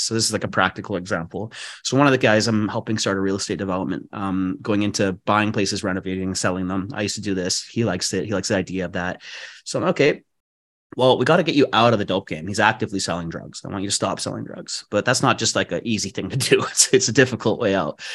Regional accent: Vancouver, British Columbia, Canada; moved away as an adult; also born or lived in Bali, Indonesia; I was born and raised in East Vancouver

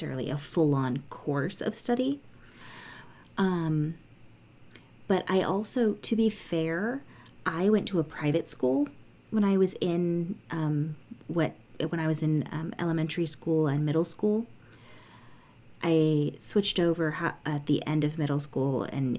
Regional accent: San Jose, California, United States; I grew up in San Jose, California

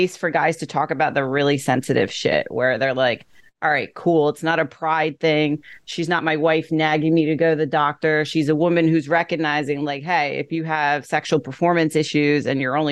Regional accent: Greenwich, Connecticut, United States; I started training at a commercial gym in my hometown of Greenwich, Connecticut

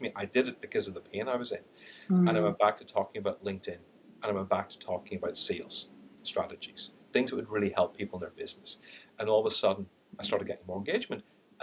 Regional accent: Ireland; accent: Irish; I've got an Irish accent, I'm Indian

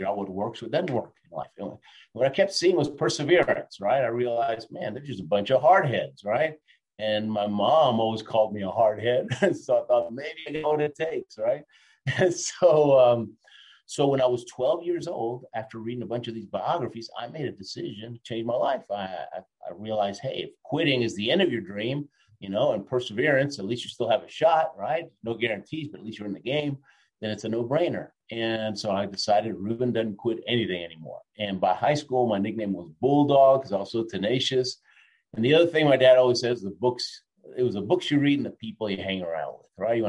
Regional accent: Argentina; I was born in Argentina.

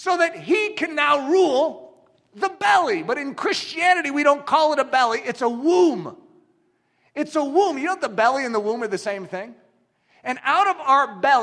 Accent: United States; I'm an American.

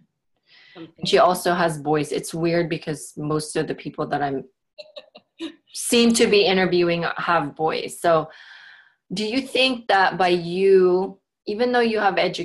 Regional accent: Philippines; now in Portland, United States; I grew up in the Philippines.

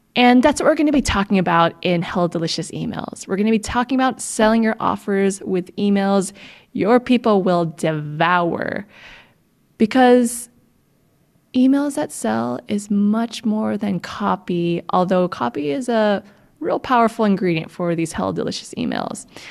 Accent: United States; I'm Filipino American

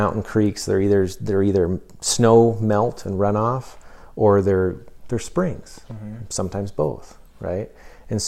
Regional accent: United States; as Americans

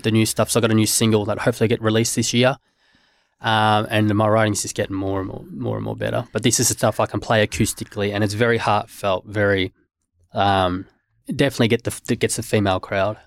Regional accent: Australia; being Aus-, growing up in Australia

